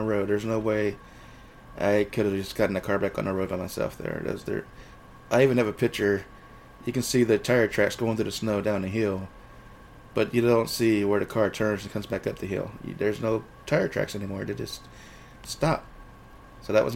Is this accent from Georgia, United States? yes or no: yes; Georgia, United States; moved away as an adult; also born or lived in Thailand / Seattle, Washington; I was walking down the street in my hometown here